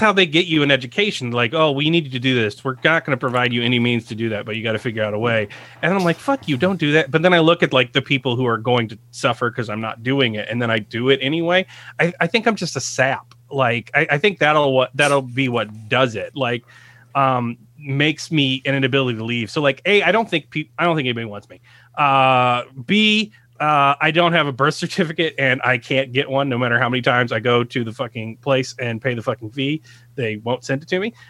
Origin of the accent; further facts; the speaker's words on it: United States; I'm an American